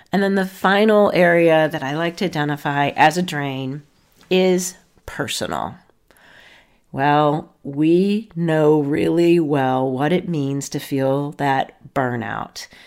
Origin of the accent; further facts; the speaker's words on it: Akron, Ohio, United States; moved away; So I am from Akron, Ohio. I don't live there now, but hometown roots are in Akron, Ohio